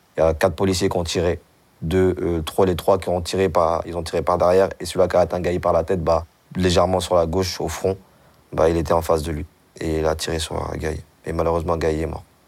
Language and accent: French; Mali; now in France; on est des Maliens, euh, on est des Soninkés.